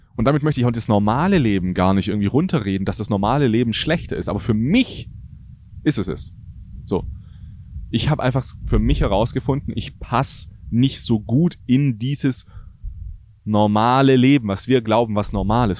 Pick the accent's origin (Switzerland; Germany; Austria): Germany; ich liebe Deutschland, das ist meine Heimat